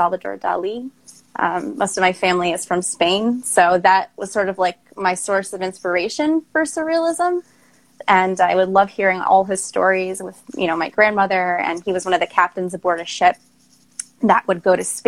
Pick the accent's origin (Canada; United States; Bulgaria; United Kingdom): United States; Long Island, New York; moved away as an adult; also born or lived in Queens, New York; now in Baltimore, United States; I'm initially from Queens, New York, and I grew up on Long Island. I moved to Baltimore to go to Towson University